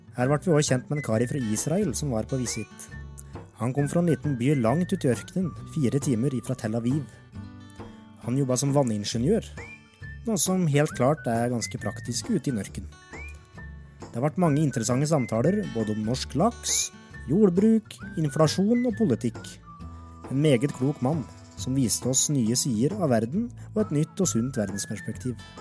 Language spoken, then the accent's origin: Norwegian; Alvdal, Innlandet, Norway; moved away as an adult; now in Svalbard, Norway; Jeg hadde det som plommen i egget hjemme i Alvdal, og elska livet mitt